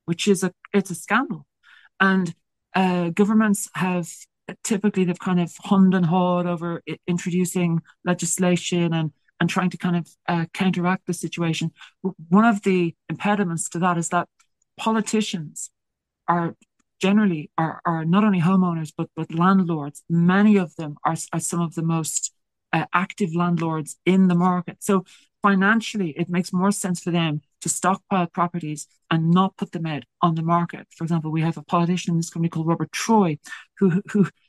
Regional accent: Ireland; accent: Irish lilt; they kind of pick up on my Irish lilt

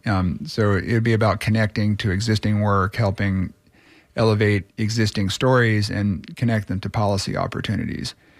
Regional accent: Clearwater, Florida, United States; also born or lived in Tampa; I grew up in Clearwater with one foot in the heartland with cowboy cousins on, on ranches

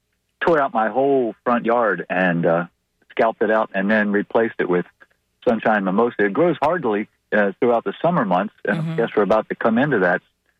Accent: Maryland, United States; now in Florida, United States; I grew up in Maryland, and we used to put out fields full of tomatoes and never, ever even knew what a leaf miner was until I got here to Florida.

